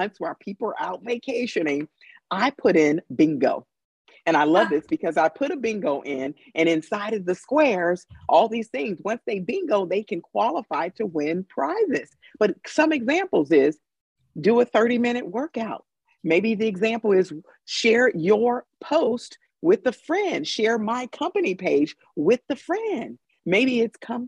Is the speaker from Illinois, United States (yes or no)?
yes; Chicago, Illinois, United States; now in California, United States; we're both from Chicago